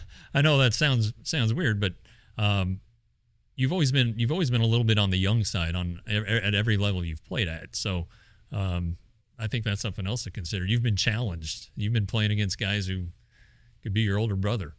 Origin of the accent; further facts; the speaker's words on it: Colorado, United States; I'm I'm from Colorado